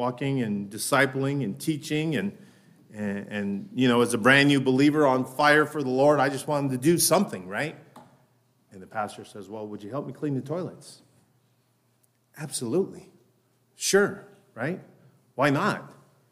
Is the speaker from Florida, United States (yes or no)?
no; Denver, Colorado, United States; My wife and I were both born and raised in Denver